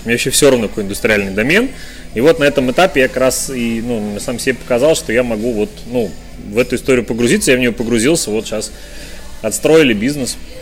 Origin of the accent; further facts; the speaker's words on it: Urals, Russia; also born or lived in Chelyabinsk; now in Yekaterinburg, Russia; родился и вырос на Урале. Долгое время я жил в Челябинске